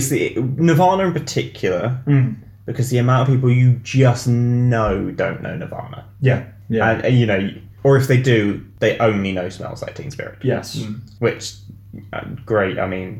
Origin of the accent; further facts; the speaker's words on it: Macclesfield, North West England, United Kingdom; growing up in Macclesfield, I was definitely not being shown that by friends and family.